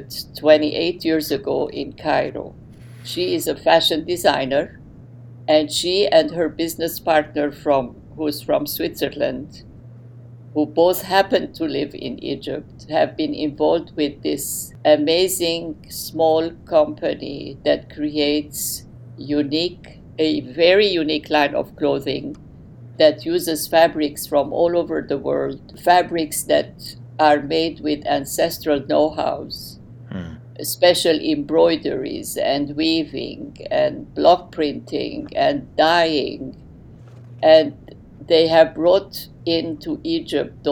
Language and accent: English; Beirut, Beirut Governorate, Lebanon; English is a second language; moved away as an adult; also born or lived in London, United Kingdom; now in Cleveland, United States; I was born and raised in Lebanon, and I to Lebanese Armenian parents